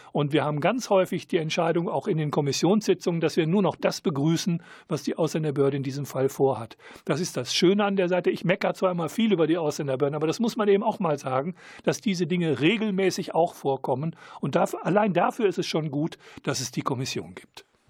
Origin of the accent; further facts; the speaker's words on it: Germany; als Deutscher bin ich